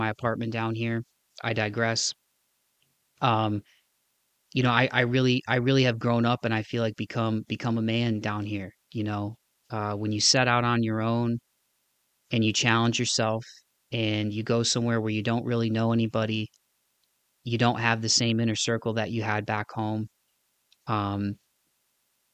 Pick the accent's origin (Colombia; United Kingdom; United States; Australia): United States; Northwest Ohio, Southeast Michigan, Midwest; moved away as an adult; now in Nashville, United States; I had spent my entire life in Northwest Ohio, Southeast Michigan.